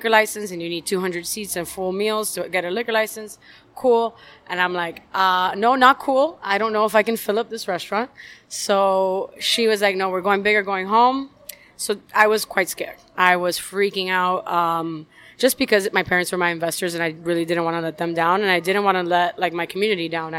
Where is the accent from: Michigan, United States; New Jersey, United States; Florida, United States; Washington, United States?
Florida, United States; Miami; Born and raised in Miami